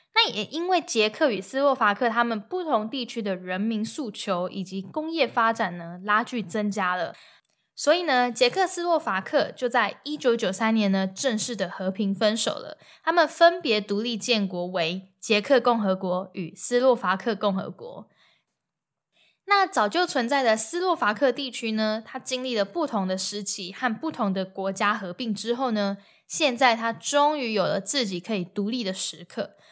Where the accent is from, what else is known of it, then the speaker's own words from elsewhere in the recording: Taiwan; moved away; 我们在台湾买电影票的时候啊，不是都要加饮料、加爆米花会比较便宜吗？